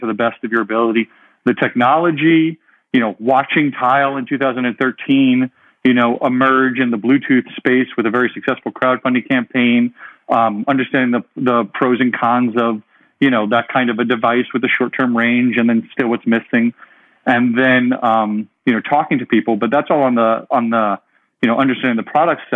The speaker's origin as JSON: {"language": "English", "region": "New York", "country": "United States", "tie": "born or raised there", "also_born_or_lived": "Pennsylvania / California", "moved": "as an adult", "said": "I grew up in New York, went to school in Pennsylvania"}